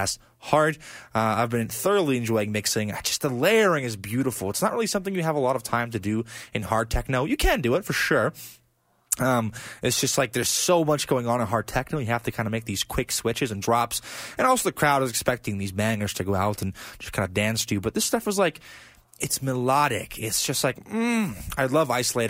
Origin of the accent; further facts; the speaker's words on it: Blagodarny, Stavropol Krai, Russia; my hometown of Blagodarne, you know, Russia